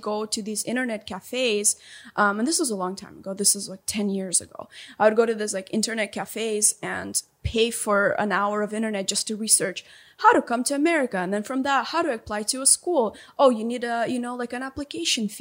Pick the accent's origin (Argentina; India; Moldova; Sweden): Moldova; moved away as an adult; also born or lived in Kansas / South Carolina; now in United States; So I grew up in a small country called Moldova